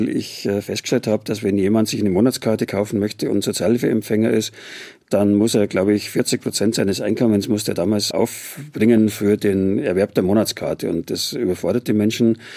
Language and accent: German; Munich, Bavaria, Germany; born there; Ich bin geborener Münchner und bin wirklich stolz auf die Stadt